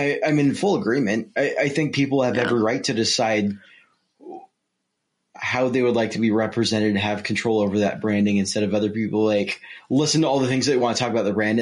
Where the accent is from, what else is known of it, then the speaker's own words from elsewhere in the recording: Bellevue, Nebraska, United States; moved away; Bellevue, Nebraska